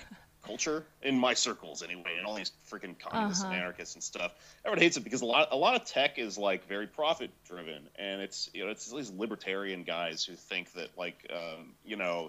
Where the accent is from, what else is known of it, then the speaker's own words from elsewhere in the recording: Austin, Texas, United States; moved away as an adult; now in New York, United States; I'm from Austin